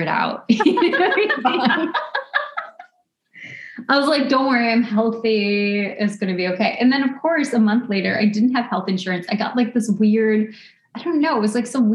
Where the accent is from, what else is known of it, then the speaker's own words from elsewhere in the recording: suburbs of Chicago, Illinois, United States; also born or lived in West Coast; now in New York, United States; I grew up in the suburbs of Chicago. I never lived in Chicago